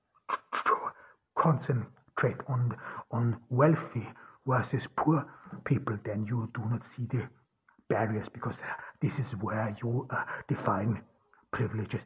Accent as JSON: {"language": "English", "region": "Ordu", "country": "Turkey", "said": "from Ordu, Turkey."}